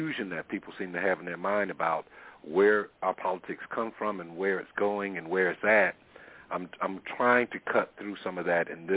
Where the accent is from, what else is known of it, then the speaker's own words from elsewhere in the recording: South Carolina, United States; growing up in South Carolina